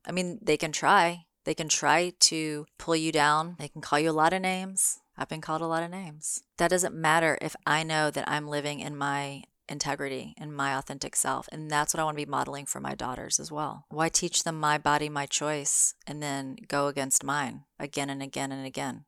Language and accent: English; Memphis, Tennessee, United States; moved away; I'm in Memphis, Tennessee, my home state, at my mom's house